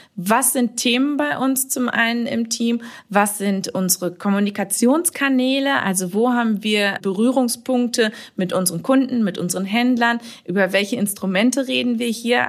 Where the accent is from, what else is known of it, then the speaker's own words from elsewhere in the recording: Warendorf, North Rhine-Westphalia, Germany; ich komme aus Warendorf, das ist äh, ja direkt ums Eck von Sassenberg